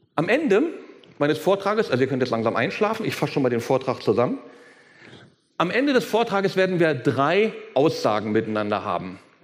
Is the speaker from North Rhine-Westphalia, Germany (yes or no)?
no; Berlin, Germany; wenn ich als, ich als Berliner von Steppke rede